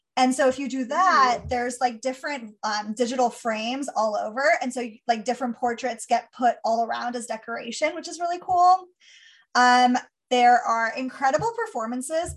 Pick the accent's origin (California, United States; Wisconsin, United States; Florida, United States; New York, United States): California, United States; I grew up in California.